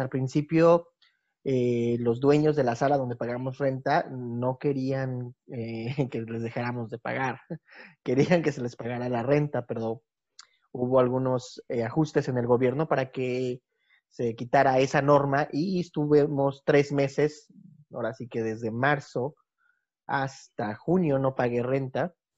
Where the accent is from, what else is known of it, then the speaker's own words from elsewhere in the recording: Mexico City, Mexico; moved away as an adult; now in Bulgaria; yo soy de originario de la Ciudad de México también, pero ya llevo más de 10 años viviendo en Bulgaria.